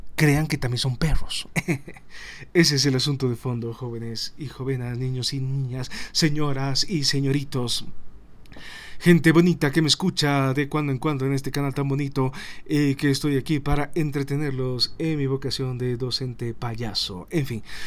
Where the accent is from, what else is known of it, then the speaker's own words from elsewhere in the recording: Bolivia; todos somos bolivianos